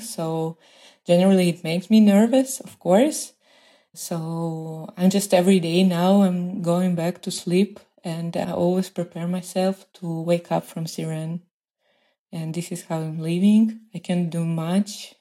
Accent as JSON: {"language": "English", "region": "Moscow", "country": "Russia", "moved": "as an adult", "lives_now": "Beersheba, Israel", "said": "I'm from Moscow"}